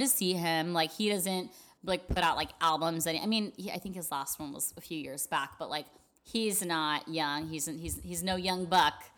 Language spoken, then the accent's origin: English; El Paso, Texas, United States; I'm from El Paso